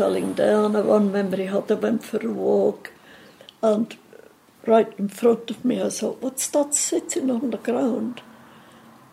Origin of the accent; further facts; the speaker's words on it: Switzerland; moved away as an adult; now in Liverpool, United Kingdom; I come from Switzerland